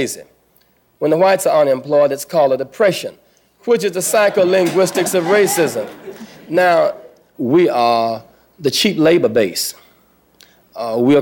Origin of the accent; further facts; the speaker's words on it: the South, United States; moved away as an adult; now in Chicago, United States; When I grew up in the South